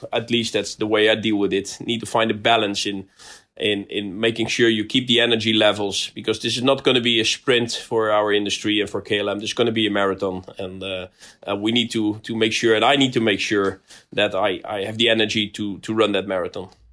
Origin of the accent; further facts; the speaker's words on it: Rotterdam, South Holland, Netherlands; I come from Rotterdam